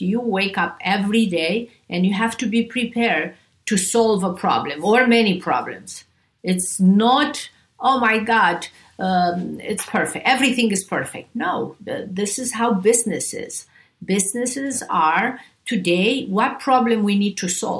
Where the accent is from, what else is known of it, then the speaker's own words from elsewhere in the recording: Romania; also born or lived in Beverly Hills; now in United States; I grew up in Romania